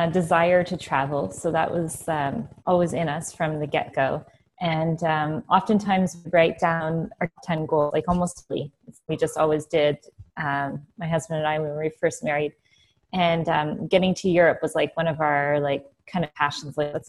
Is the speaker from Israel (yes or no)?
no; Ontario, Canada; now in Switzerland; Ontario. So, but as you know, it's very there. Back in 2008, we took the jump and we escaped to Florida for a few years.